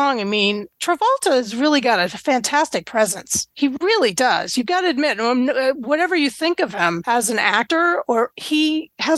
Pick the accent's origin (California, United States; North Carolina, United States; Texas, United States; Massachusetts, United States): Massachusetts, United States; Boston; I'm from the Boston area